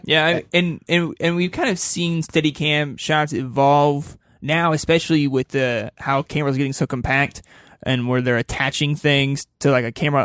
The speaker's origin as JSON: {"language": "English", "country": "United States", "said": "we are American people that look at a lot of American films"}